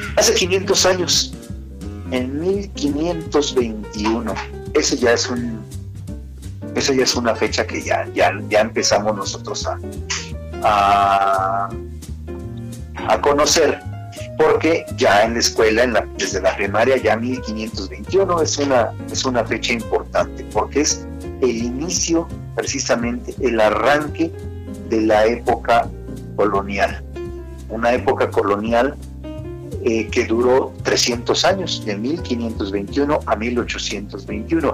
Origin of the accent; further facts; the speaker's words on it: Acambay, State of Mexico, Mexico; soy el cronista, el cronista de, en este caso, de Akam Bay